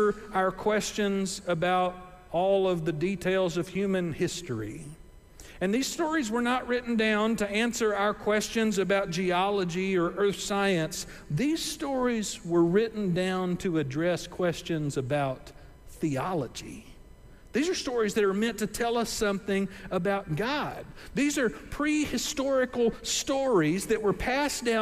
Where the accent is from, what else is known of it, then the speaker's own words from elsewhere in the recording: Gulf Coast, United States; I grew up on the Gulf Coast and grew up close to a lot of boats and stuff